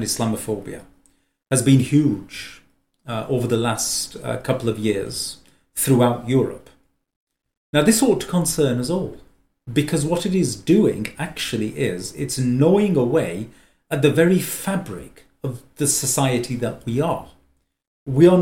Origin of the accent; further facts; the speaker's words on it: Lancashire, North West England, United Kingdom; I'm Lancastrian by birth, which makes me an Englishman